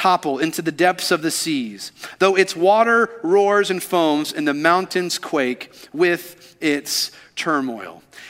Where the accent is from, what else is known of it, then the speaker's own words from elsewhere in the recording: Kentucky, United States; now in Alabama, United States; You see, growing up in Kentucky, I always assumed that the tornadoes only took place in the Midwest, in that tornado alley of Kansas, Texas, just all up in that area. But then I moved here and I realized, oh, Alabama is a tornado gathering place.